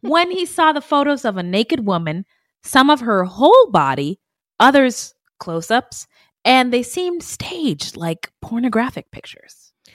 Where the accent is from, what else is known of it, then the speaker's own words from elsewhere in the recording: Arizona, United States; my home state